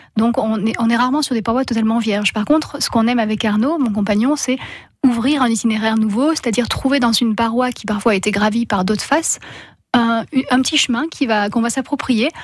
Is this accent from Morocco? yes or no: no; Gap, Provence-Alpes-Côte d'Azur, France; moved away as an adult; now in Luberon, France; j'ai eu la chance de grandir à côté de Gap